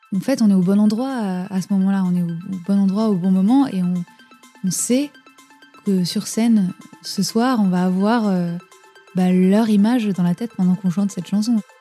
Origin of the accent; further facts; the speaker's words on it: France; nous on est français